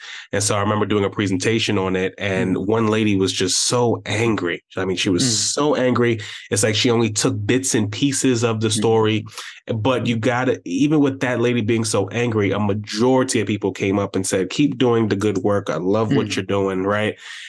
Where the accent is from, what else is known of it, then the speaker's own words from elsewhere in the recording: Brooklyn, New York, United States; yeah, I'm from Brooklyn, and you're right.